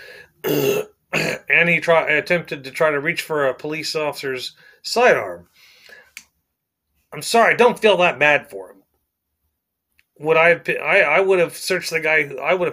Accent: Plainview, United States; I was born in the ghetto here. I was born in Plainview, which back when I was born in 1980 was a slum

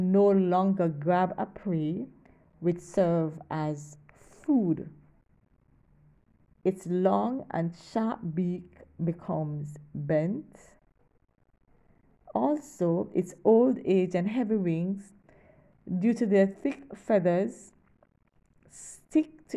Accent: Kingston, Jamaica; I'm from Kingston, Jamaica

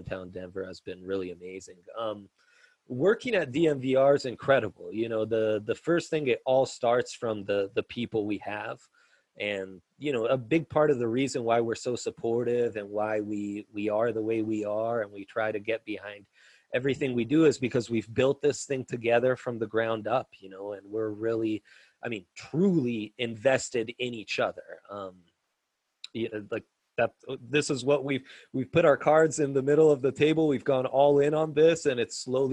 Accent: Italy; moved away; I grew up in Italy

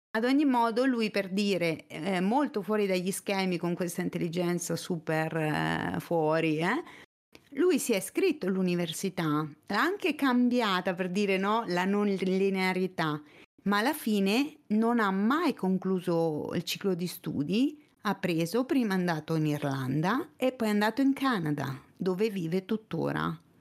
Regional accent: province of Fermo, southern Marche, Italy; moved away as an adult; also born or lived in Urbino; now in Pesaro, Italy; sono cresciuta mh, mm, nelle basse Marche, in provincia di Fermo

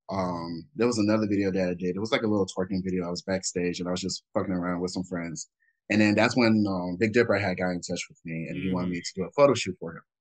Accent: Alabama, United States; moved away as an adult; also born or lived in Minnesota / Palm Springs, California / Camp Pendleton, California; I'm originally from Minnesota, and Ooh. then moved down to Alabama, and that's where I was raised for all okay. high school

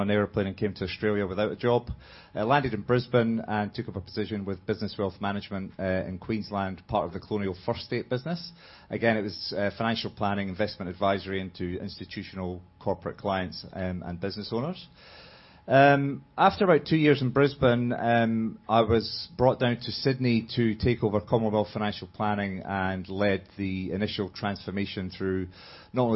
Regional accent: Edinburgh, Scotland, United Kingdom; moved away; I'm from Scotland, Edinburgh

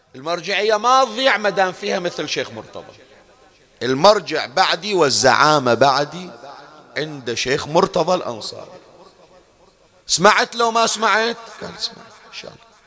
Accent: Bahrain; احنا عندنا بالبحرين

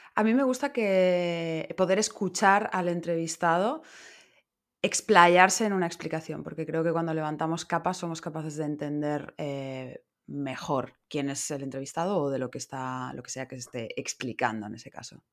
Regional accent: Madrid, Community of Madrid, Spain; moved away as an adult; now in Barcelona, Spain; soy madrileña

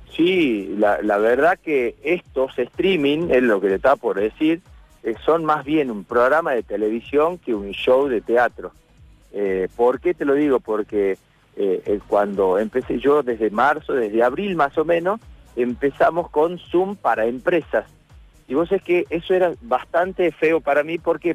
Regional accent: Tucumán, Argentina; nosotros los, los tucumanos le ponemos en vez de la, le ponemos

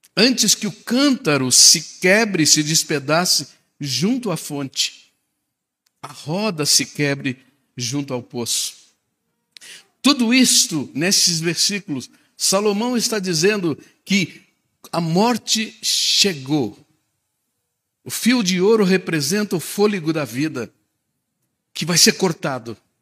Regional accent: Canoas, Rio Grande do Sul, Brazil; Era o nome do bairro onde eu nasci, na cidade de Canoas, no Rio Grande do Sul.

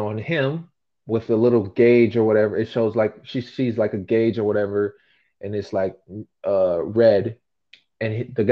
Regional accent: United States; I'm from America

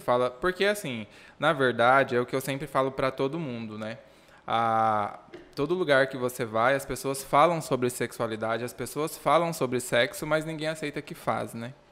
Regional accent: Rondonópolis, Mato Grosso, Brazil; also born or lived in Costa Marques, Rondônia; eu só nasci em Rondônia, eu fui adotado com seis meses de vida

